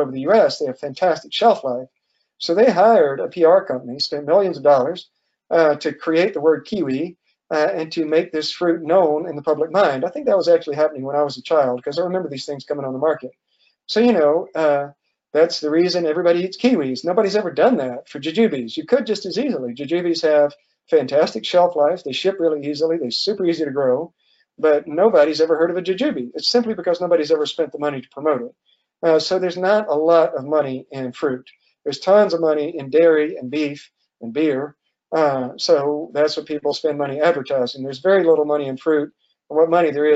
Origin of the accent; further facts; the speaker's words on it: Georgia, United States; now in Virginia, United States; I grew up in the South, in Georgia